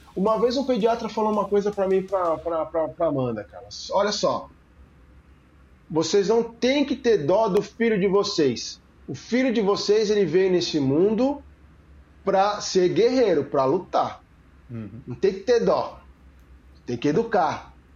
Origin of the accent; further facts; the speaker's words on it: São Paulo, Brazil; now in Rio Grande do Sul, Brazil; Hoje eu moro no Rio Grande do Sul, mas eu sou paulista.